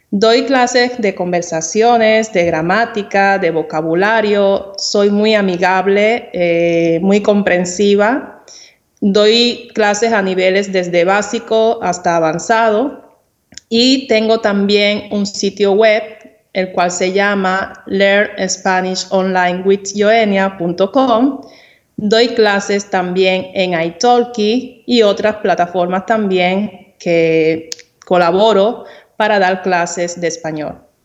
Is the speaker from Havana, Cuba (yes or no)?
no; Santiago de Cuba, Cuba; Santiago de Cuba, que es mi provincia natal